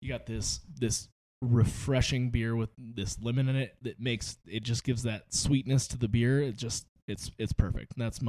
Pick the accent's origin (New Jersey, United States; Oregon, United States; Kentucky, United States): Oregon, United States; now in Las Vegas, United States; As a beer fan growing up in Oregon, obviously like it's craft beer central